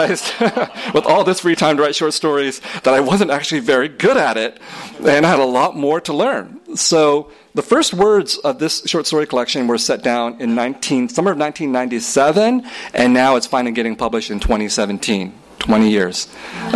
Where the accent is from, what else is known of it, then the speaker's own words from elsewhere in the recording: San Jose, California, United States; also born or lived in Vietnam; I grew up in San Jose and, you know, in a heavily Vietnamese community